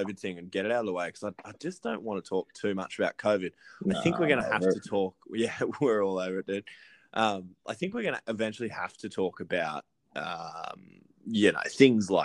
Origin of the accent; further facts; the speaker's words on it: Lismore, New South Wales, Australia; We're both Lismore boys